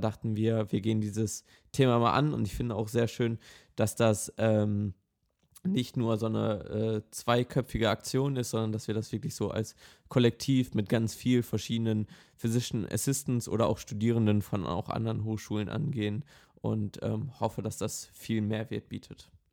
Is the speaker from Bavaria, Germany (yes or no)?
no; Essen, North Rhine-Westphalia, Germany; ich komme aus Essen in NRW